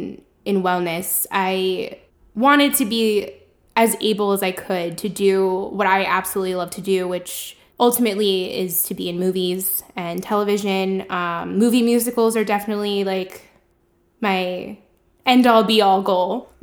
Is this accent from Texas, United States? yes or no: no; Pembroke Pines, Florida, United States; I'm from the Miami area, Pembroke Pines, to be specific.